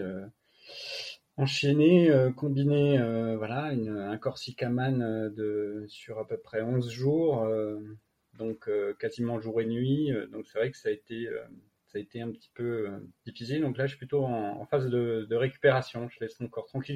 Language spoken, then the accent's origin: French; France; now in Annecy, France; Je suis originaire à la base du massif du Jura